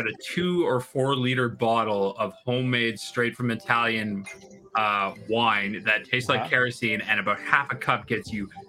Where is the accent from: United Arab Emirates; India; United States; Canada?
Canada; I'm Canadian